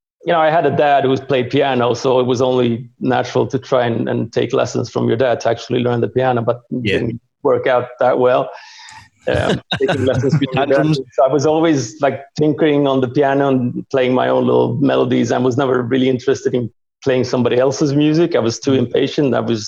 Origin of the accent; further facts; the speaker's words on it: Sweden; also born or lived in Hungary; Yeah, I was born in Hungary. And then after a while we defected and ended up in Sweden.